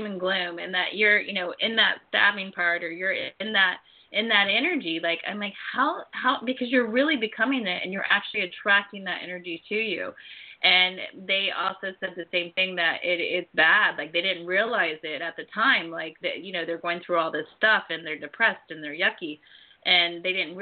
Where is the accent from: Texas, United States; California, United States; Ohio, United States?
Ohio, United States; I grew up in Ohio